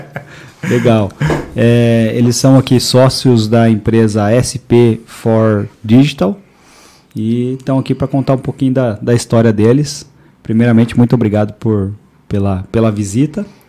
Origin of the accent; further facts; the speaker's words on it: Indaiatuba, São Paulo, Brazil; eu nasci aqui